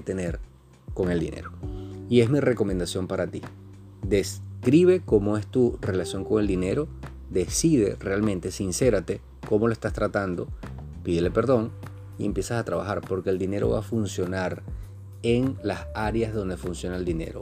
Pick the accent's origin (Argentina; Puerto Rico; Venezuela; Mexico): Venezuela; aquí mismo en mi país